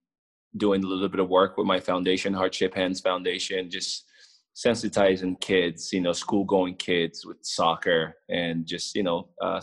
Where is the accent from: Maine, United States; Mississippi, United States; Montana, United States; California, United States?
California, United States; Los Angeles; also born or lived in Kenema, Sierra Leone; I come from a little 150,000 people town of Kenema in Sierra Leone, and moving to America, growing up in Los Angeles, you know, it's just ridiculous.